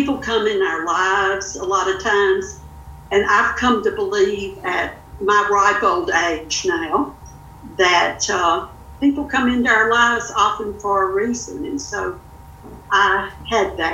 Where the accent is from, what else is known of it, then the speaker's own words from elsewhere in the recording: Louisiana, United States; moved away as an adult; now in Northwest Arkansas, United States; I was born and raised in Louisiana, never intended to leave